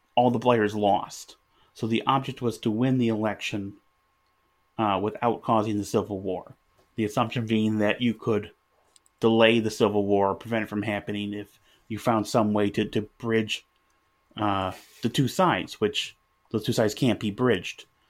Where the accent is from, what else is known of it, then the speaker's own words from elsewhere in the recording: United States; I live in America. I'm, I'm an American.